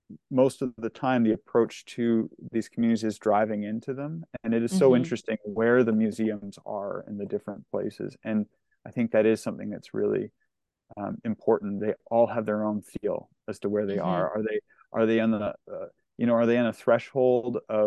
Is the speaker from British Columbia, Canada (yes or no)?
yes; Lower Mainland, British Columbia, Canada; grew up in the Lower Mainland